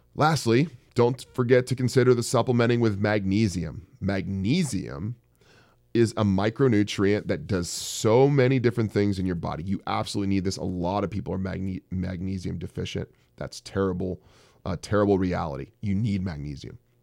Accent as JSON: {"language": "English", "area": "Bay Area", "region": "California", "country": "United States", "also_born_or_lived": "Silicon Valley / San Francisco", "moved": "yes", "said": "I'm from the Bay Area."}